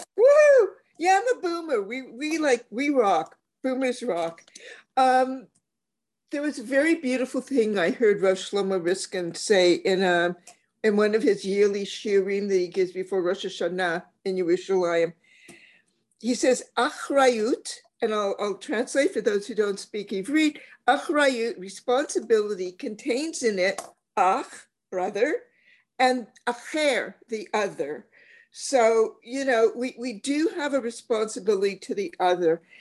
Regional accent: Canada; as a Canadian, I'm very much community oriented.

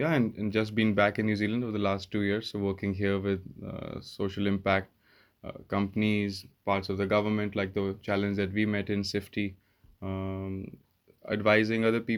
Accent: India; I think growing up in India was one big thing, because my father was in the army and I lived all around India.

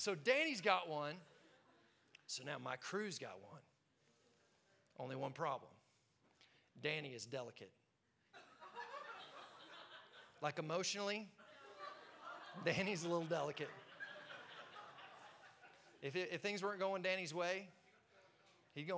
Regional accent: Tulsa, Oklahoma, United States; I'm growing up in Tulsa, Oklahoma

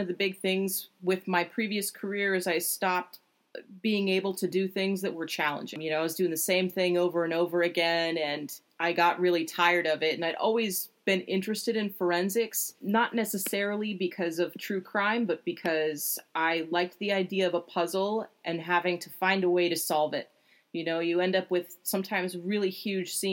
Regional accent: San Francisco, California, United States; also born or lived in Los Angeles / New York / San Diego; I'm originally from San Francisco

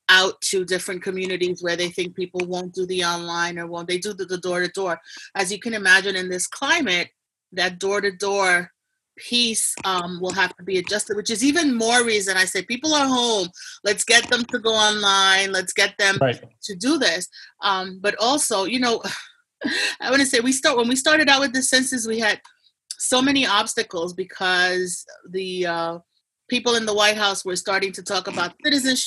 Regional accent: New York, United States; I myself from Puerto Rico. I'm born and raised here in New York.

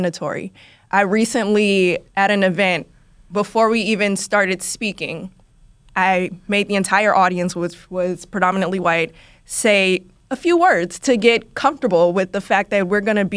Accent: Oakland, California, United States; now in New York, United States; I'm from Oakland

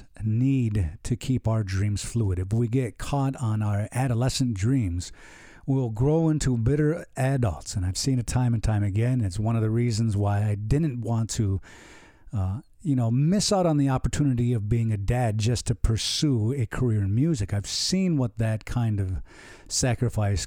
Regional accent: Seneca Nation, New York, United States; moved away; I'm from the Seneca Nation in New York.

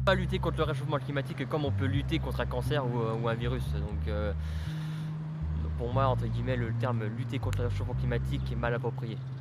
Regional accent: Burgundy, Bourgogne-Franche-Comté, France; now in Lyon, France; je suis originaire de Bourgogne, et à Lyon pour le, pour le boulot

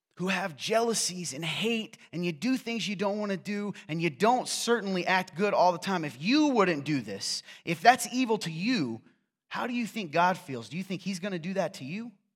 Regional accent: Nappanee, Indiana, United States; I'm from Napanee

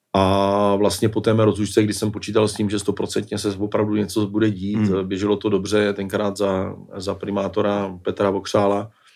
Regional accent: Brno, South Moravian Region, Czechia; jako Brňák

